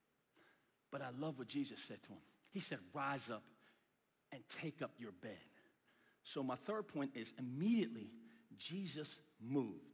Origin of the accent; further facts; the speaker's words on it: United States; from the United States